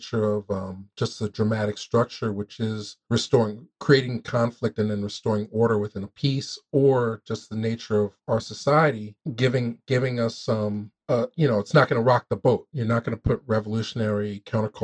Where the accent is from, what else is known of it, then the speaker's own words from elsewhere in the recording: Philadelphia, Pennsylvania, United States; I come up from Philly.